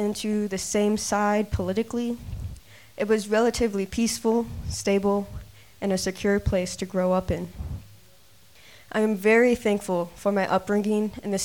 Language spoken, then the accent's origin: English; Adel, Iowa, United States; moved away as an adult; my hometown in Adel, Iowa. I lived there for 18 years of my life